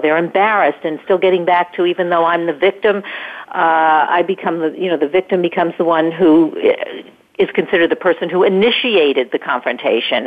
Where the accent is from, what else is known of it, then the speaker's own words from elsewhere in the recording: New York, United States; I'm from New York